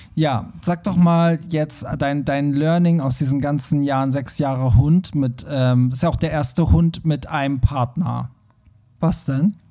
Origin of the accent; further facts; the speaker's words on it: Iran; moved away; meine Eltern, wir kommen ja aus dem Iran